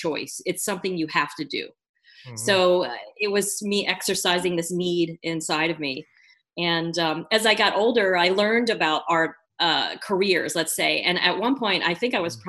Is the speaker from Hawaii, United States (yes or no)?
no; Philadelphia, Pennsylvania, United States; also born or lived in Chambersburg, Pennsylvania; I had my upbringing in the Philadelphia area.